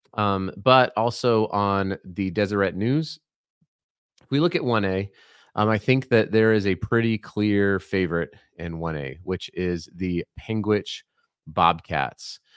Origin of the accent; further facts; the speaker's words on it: Colorado, United States; now in Utah, United States; I'm from Colorado originally, I'm not from here